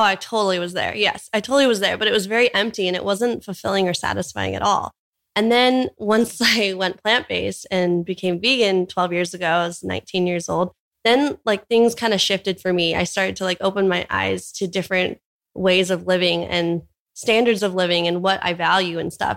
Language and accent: English; Orange County, California, United States; moved away as an adult; now in Hawaii, United States; We were both born and raised in Orange County, California.